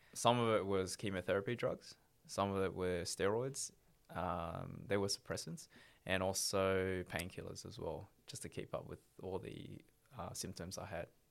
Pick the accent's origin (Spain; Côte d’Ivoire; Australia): Australia; Melbourne, Victoria; originally uh, from Melbourne, born born and raised in Melbourne